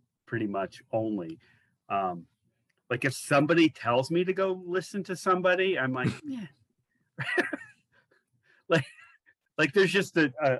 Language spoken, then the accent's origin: English; Athens, Ohio, United States; also born or lived in Youngstown / New York / Virginia; I sort of like to say I'm from Athens